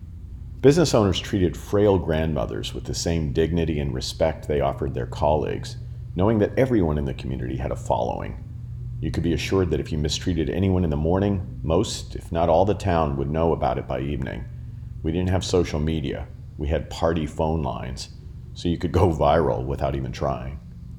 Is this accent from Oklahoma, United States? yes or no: no; Florence, Colorado, United States; Early in my business career, I thought growing up in Florence might have been a handicap